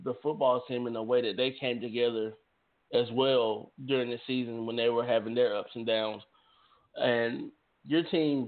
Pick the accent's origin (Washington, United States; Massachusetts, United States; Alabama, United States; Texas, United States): Alabama, United States; Lanett; here in my hometown